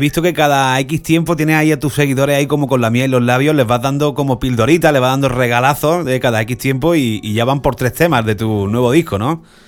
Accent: Córdoba or Granada, Andalusia, Spain; en Córdoba o en Granada, en mi tierra o en Madrid

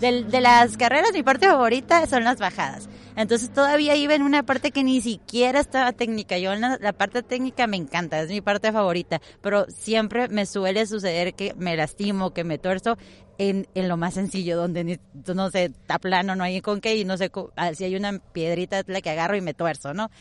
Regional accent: Tijuana, Baja California, Mexico; moved away as an adult; now in Vista, United States; yo soy totalmente aquí de Tijuana, tengo poco tiempo que tuve la, fortuna, se podría decir, o, la vida me llevó a estar ahorita en, allá en, Estados Unidos, en Vista, pero yo soy tijuanense de aquí

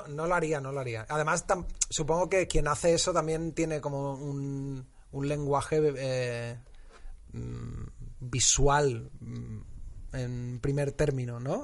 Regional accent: Utrera, Andalusia, Spain; moved away; cuando era eh, joven y vivía en mi pueblo, Nutrera

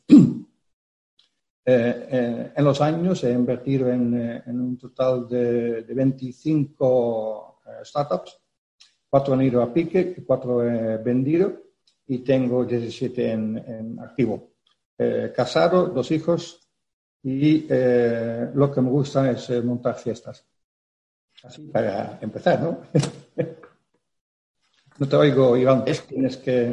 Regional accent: Netherlands; Spanish is a second language; moved away as an adult; now in Spain; Yo soy holandés

